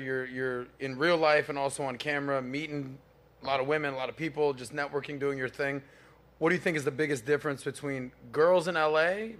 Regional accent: Miami, Florida, United States; born and raised in Miami, been here my whole life.

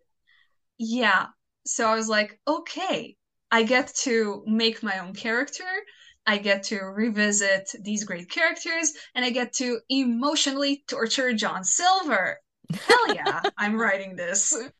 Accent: Croatia; first language Croatian; English is a second language

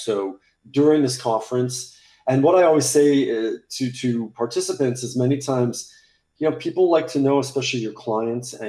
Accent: United States; moved away as an adult; now in Paris, France; I'm speaking to you from Paris, France, where I live. I'm American, but I've been here for a long time

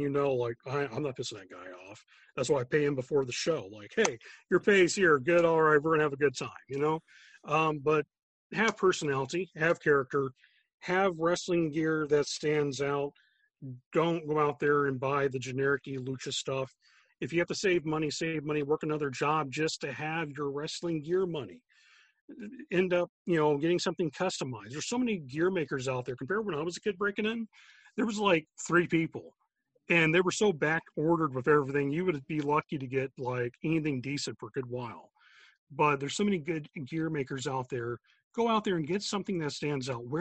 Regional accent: South Florida, United States; moved away as an adult; now in Chicago, United States; I grew up in South Florida myself. married a girl from Chicago. Now I'm stuck in snowstorms.

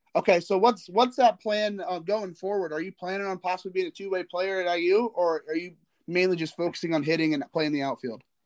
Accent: Northern Indiana, United States; I'm from Northern Indiana

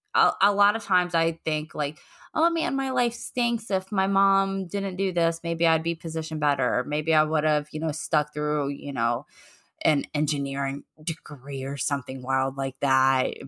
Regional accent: Virginia, United States; We grew up in Virginia.

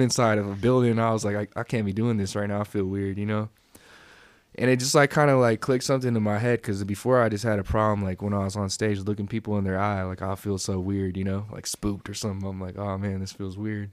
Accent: East Bay, California, United States; moved away as an adult; also born or lived in San Jose, California; now in Reno, United States; I grew up out in the East Bay.

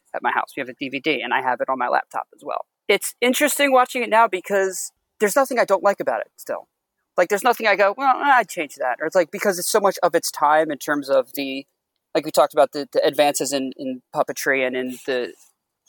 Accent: outside Philadelphia, Pennsylvania, United States; also born or lived in Upper Bucks County, Pennsylvania; now in South Jersey, United States; I was born outside Philly

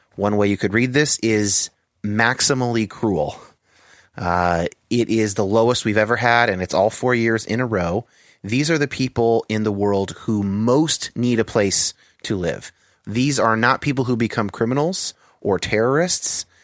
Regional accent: Bay Area, California, United States; I grew up in uh, the Bay Area in California

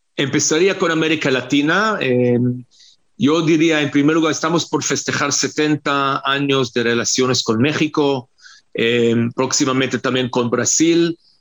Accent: Israel; israelíes no somos latinos

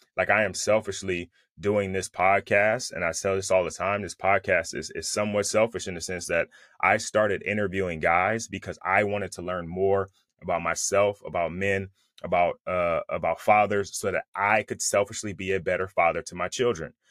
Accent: Bay Area, California, United States; now in Southern California, United States; I'm from the Bay Area, but I live in Southern California

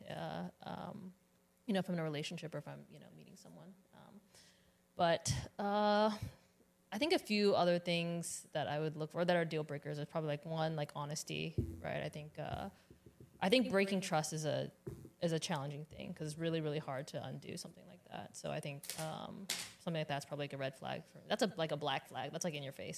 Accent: Richmond, Virginia, United States; I'm from Richmond

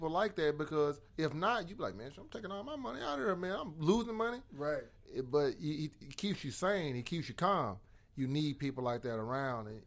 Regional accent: Ennis, Texas, United States; I'm from Ennis

